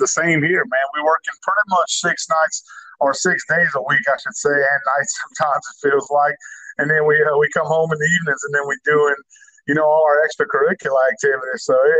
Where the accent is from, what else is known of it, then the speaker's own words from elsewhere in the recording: Ville Platte, Louisiana, United States; moved away as an adult; I grew up in Ville Platte